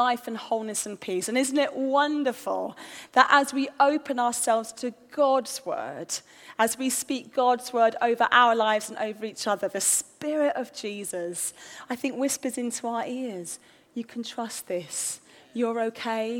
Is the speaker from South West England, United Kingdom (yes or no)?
no; London, United Kingdom; we're from North London